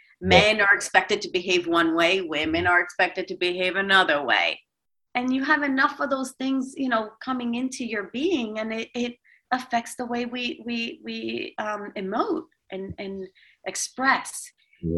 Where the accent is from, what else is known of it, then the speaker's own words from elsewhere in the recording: New York, United States; now in Los Angeles, United States; because I'm originally from New York, and New York has a little bit of a stern look on their face when they walk the streets.